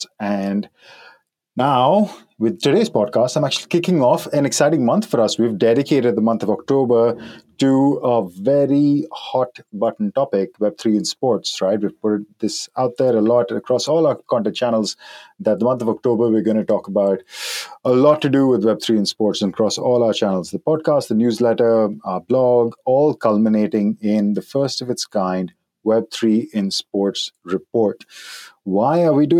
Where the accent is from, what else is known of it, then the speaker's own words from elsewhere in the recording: Germany; accent: German; my German accent